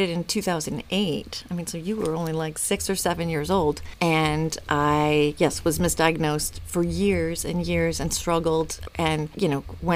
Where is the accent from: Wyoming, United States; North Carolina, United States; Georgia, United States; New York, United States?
New York, United States; Long Island; I am the oldest of three children. I grew up on Long Island